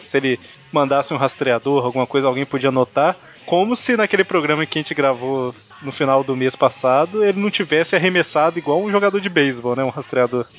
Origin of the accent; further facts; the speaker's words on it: Minas Gerais, Brazil; accent: mineirês; Existem pessoas que falam mais mineirês que eu, mas eu falo mineirês